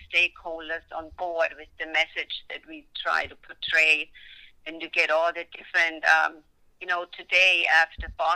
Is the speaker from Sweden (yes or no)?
no; Germany; moved away; it's my home country